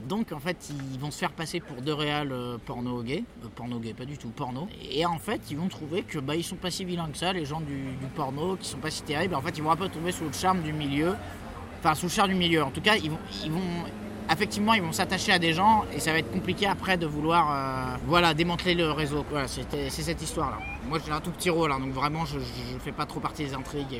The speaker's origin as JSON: {"language": "French", "country": "France", "said": "on est français, on n'est pas anglais"}